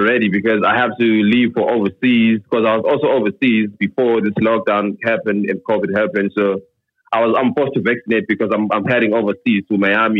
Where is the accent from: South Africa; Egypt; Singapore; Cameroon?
South Africa; Soweto, Gauteng; moved away as an adult; now in KwaZulu-Natal, South Africa; I'm from Soweto, Primrose, but I moved to KZN a year ago for work.